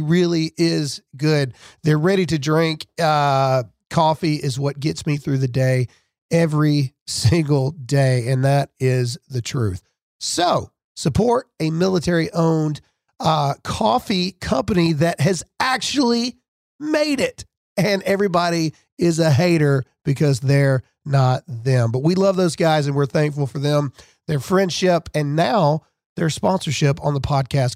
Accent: Mississippi, United States; I'm from Mississippi.

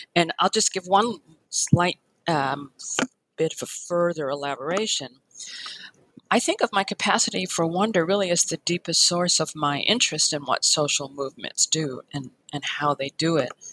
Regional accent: Chicago, Illinois, United States; I was born in Chicago. Um, I went to public schools all the way until college

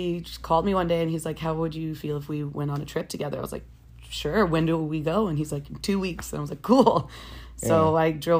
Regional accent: Long Island, New York, United States; moved away as an adult; now in Costa Rica; I'm from Long Island. Actually, we're both from.

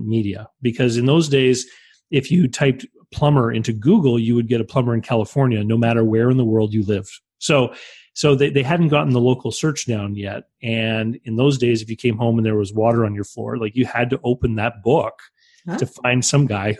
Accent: New Brunswick, Canada; I was the only person in my province. I live here on the East Coast of Canada. I was the first person in New Brunswick

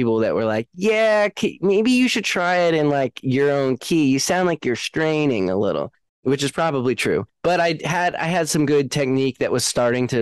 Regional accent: Seattle, Washington, United States; also born or lived in Los Angeles, United States; now in Nashville, United States; I grew up in the Seattle music scene

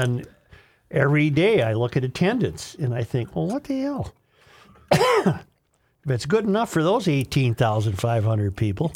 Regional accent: United States; I'm called an American because I'm an American.

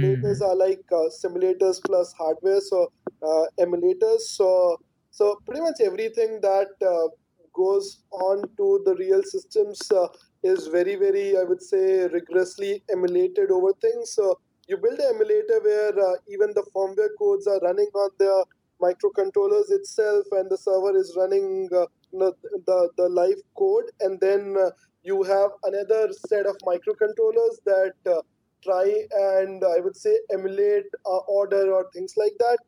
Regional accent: India

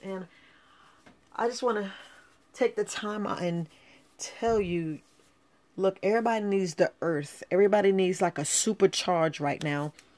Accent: New York City, New York, United States; moved away as an adult; I grew up in New York. I grew up right there in the Bronx.

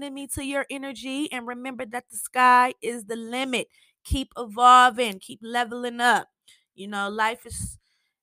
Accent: Michigan, United States; I'm from Michigan.

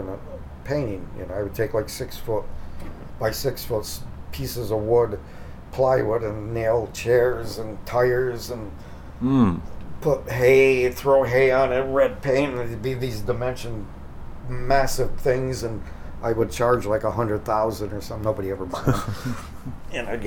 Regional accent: Endicott, New York, United States; now in San Diego, United States; same guys I grew up with back in Endicott

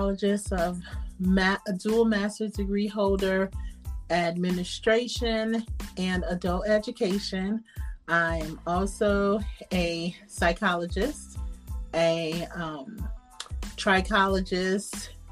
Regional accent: New York City, New York, United States; now in North Carolina, United States; I was born in Brooklyn, New York

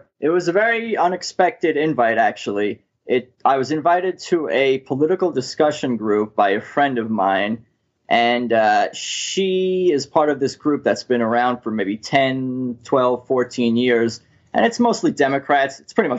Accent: Long Island, New York, United States; moved away as an adult; now in Los Angeles, United States; Well, I'm originally from Long Island in New York, and I've lived in Los Angeles for over a decade now

